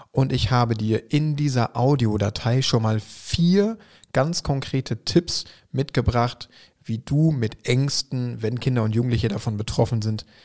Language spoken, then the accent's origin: German; Schwerte, North Rhine-Westphalia, Germany; an die Ruhr in meine Heimatstadt nach Schwerte.